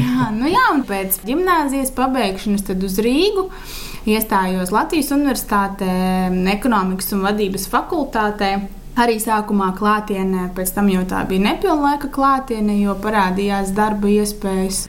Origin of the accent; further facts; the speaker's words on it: Madona, Vidzeme, Latvia; also born or lived in Riga; Es uzaugu Madonā